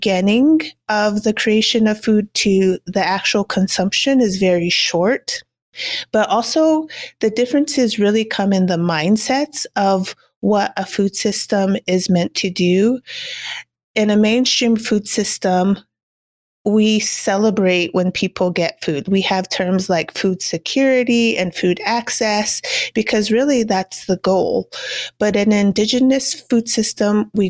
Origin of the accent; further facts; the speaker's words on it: Cochiti Pueblo, New Mexico, United States; I am Cochiti and Kiowa, so I was born and raised on the Cochiti Indian Reservation that's located in northern New Mexico